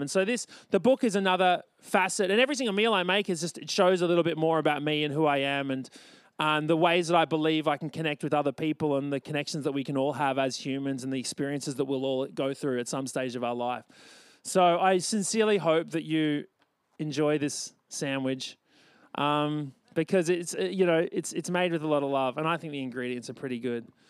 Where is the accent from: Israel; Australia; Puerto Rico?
Australia; born or raised there